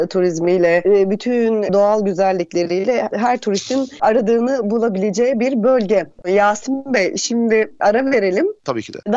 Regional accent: Aegean Region, Turkey; Bir de kuzu göbeği şimdi ben de Ege'liyim tabii. Burada zor bulunan çok kıymetli bir yiyecek.

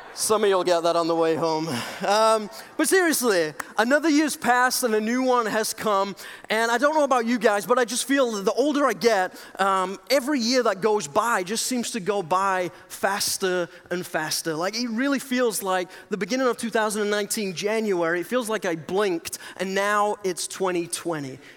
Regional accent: England, United Kingdom; moved away as an adult; I'm originally from England

